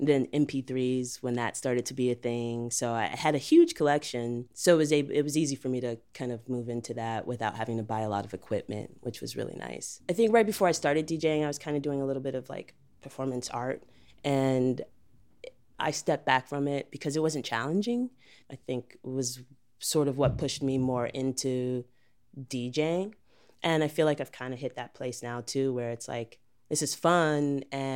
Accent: Chicago, Illinois, United States; I'm from Chicago, Illinois. Grew up all around, mostly on the South Side, Hyde Park, Bronzeville.

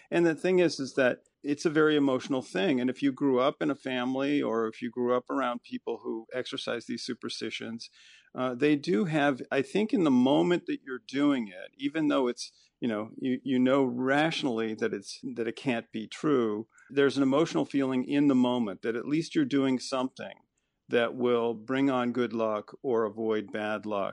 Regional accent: Chicago, Illinois, United States; I grew up actually in the Chicago area, sort of a default Midwesterner

